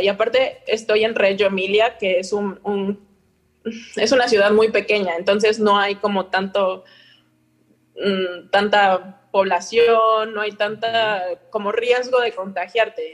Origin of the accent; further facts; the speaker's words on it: Mexico; moved away as an adult; now in Italy; soy una mexicana en Italia